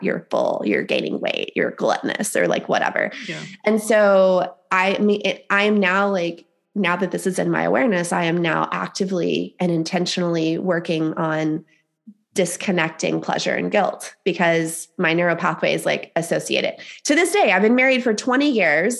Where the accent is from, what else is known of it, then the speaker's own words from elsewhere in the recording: the Bible Belt, the South, United States; I was raised in the South, um, in the Bible Belt